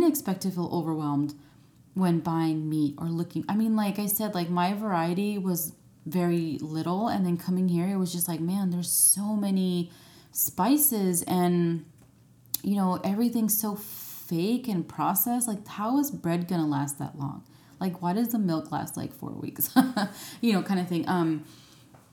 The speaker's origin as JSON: {"language": "English", "country": "United States", "moved": "as an adult", "said": "I'm American"}